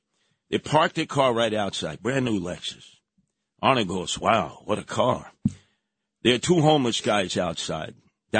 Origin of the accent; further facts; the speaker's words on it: New York City, New York, United States; I grew up in Canarsie.